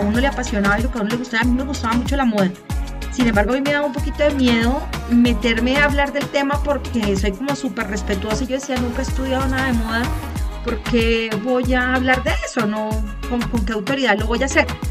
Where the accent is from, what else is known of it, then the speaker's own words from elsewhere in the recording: Colombia; Soy colombiana, vivo en Bogotá